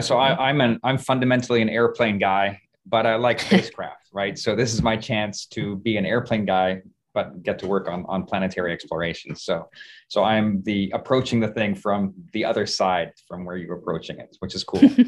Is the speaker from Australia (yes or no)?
no; Canada; moved away as an adult; also born or lived in Seattle, Washington / Toronto; I grew up in Canada